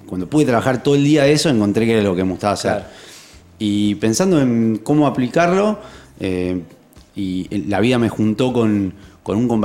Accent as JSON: {"language": "Spanish", "town": "Rosario", "region": "Santa Fe", "country": "Argentina", "tie": "born or raised there", "also_born_or_lived": "Bariloche / Campana", "said": "Tengo 40. 40, ahí va. Rosarino. Soy rosarino. Eh, estudié acá en Rosario el colegio y después la facultad fui a estudiar a Bariloche, al Instituto Balseiro."}